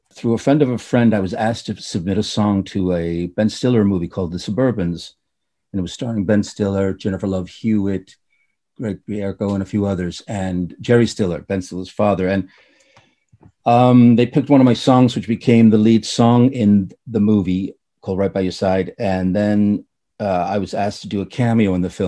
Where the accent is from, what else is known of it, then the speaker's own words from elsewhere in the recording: Reykjavik, Capital Region, Iceland; also born or lived in United States / Ireland; now in Denmark; born and raised in Reykjavik, Iceland